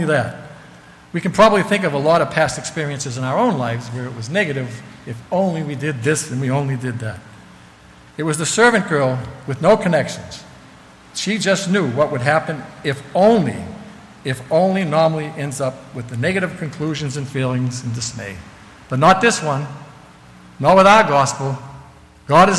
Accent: Massachusetts, United States; I told him, "Massachusetts."

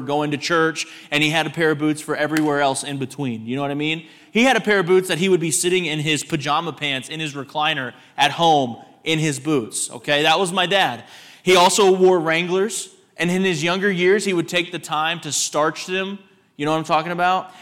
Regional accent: Texas, United States; I grew up in Texas

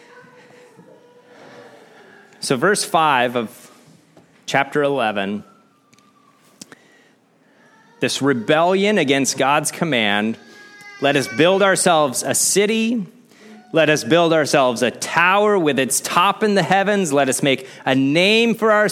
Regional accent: Midwest, United States; growing up in the Midwest

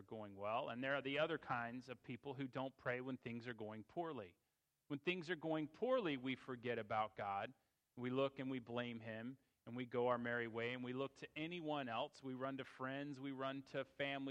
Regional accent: Fairfax County, Virginia, United States; It was in Fairfax County, and I grew up in that church

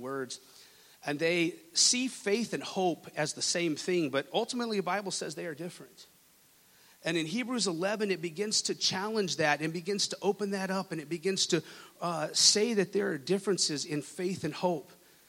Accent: Lubbock, Texas, United States; moved away; I was born and raised in Texas, in West Texas

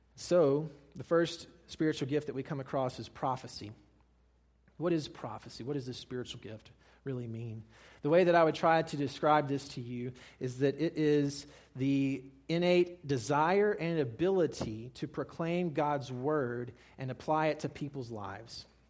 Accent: Mississippi, United States; I'm from Mississippi

